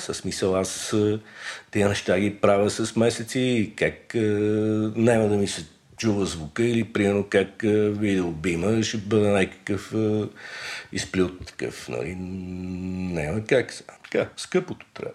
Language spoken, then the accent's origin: Bulgarian; Sofia, Sofia City, Bulgaria; съм роден на Раковска 145